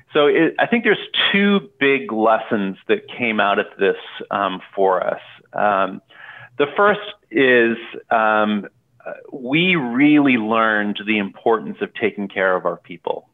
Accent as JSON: {"language": "English", "country": "Canada", "tie": "born or raised there", "moved": "yes", "lives_now": "Portland, United States", "said": "I grew up in Canada."}